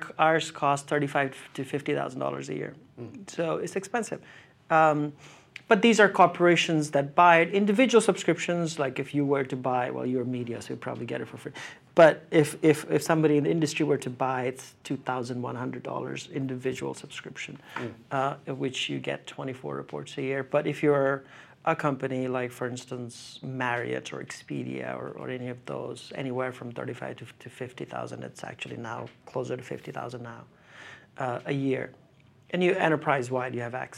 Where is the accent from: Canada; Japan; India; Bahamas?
India; northern India; moved away as an adult; also born or lived in United Kingdom / United States; So went from 6 till 24, I grew up in India. So my formative years, for most part, were in India, in northern India.